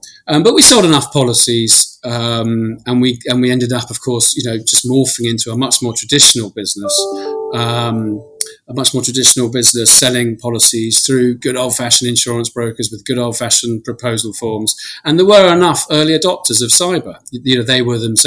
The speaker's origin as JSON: {"language": "English", "region": "London", "country": "United Kingdom", "tie": "born or raised there", "also_born_or_lived": "Israel", "said": "I grew up in Putney in London"}